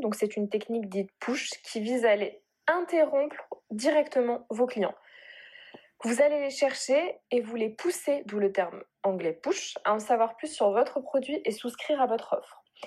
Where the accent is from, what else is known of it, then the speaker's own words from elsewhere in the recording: Bordeaux, Nouvelle-Aquitaine, France; je viens de Bordeaux du coup, j'habite à Bordeaux